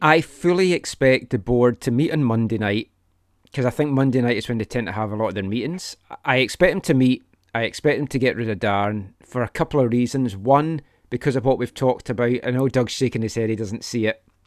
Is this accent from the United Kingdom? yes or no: yes; Glenrothes, Scotland, United Kingdom; We grew up in Glenrothes